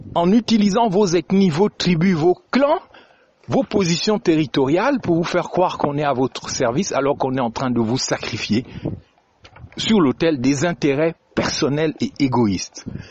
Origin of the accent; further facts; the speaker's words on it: Gabon; chez nous au Gabon